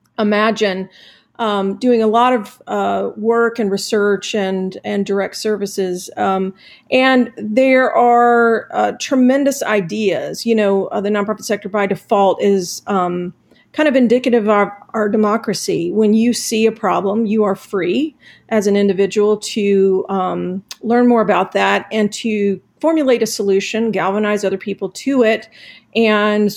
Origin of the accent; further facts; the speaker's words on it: Clarkston, Georgia, United States; Clarkston, which is now sort of like the hub of international everything in Georgia, right? When I grew up there, it was a bit like Mayberry.